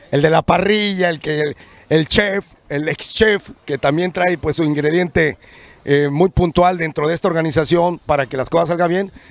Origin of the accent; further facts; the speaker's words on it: northern Mexico, Mexico; Digo, yo soy norteño también, pero tengo 30 años aquí, como muchos de nosotros tal vez.